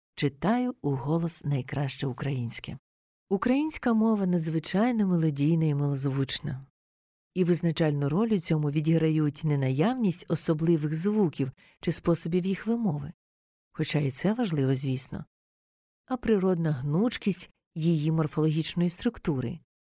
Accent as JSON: {"language": "Ukrainian", "region": "Kyiv", "country": "Ukraine", "moved": "as an adult", "lives_now": "Baden, Switzerland", "said": "Я українка, киянка"}